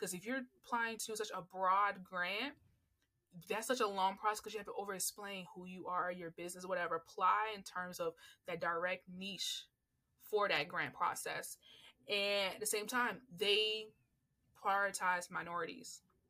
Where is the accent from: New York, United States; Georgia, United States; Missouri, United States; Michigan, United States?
Georgia, United States; Atlanta; accent: neutral; Because when people hear me talk, they don't think I'm from Atlanta. Like, no, I have a very neutral voice because I had to learn how to have a neutral voice.